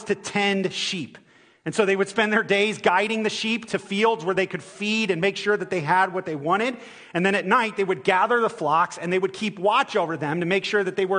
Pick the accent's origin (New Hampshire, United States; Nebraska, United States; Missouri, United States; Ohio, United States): Ohio, United States; moved away; I'm from Ohio